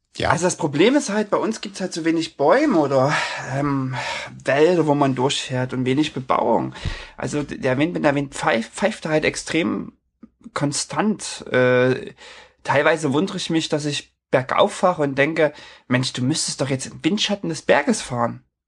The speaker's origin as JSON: {"language": "German", "area": "near Leipzig", "region": "Saxony", "country": "Germany", "tie": "born or raised there", "moved": "as an adult", "lives_now": "Norway", "said": "meine ehemalige Heimatstadt, ich komme aus der Nähe von Leipzig"}